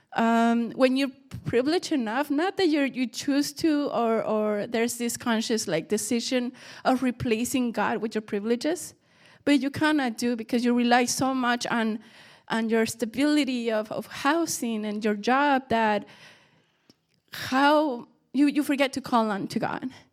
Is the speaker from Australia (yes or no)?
no; Mexico; moved away; we grew up in Mexico